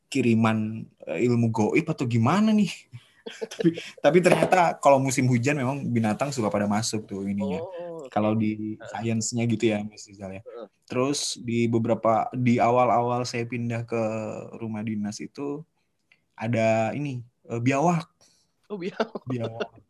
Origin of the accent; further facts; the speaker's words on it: Bontang, East Kalimantan, Indonesia; Saya dan adik-adik semua kelahiran Bontang akhirnya.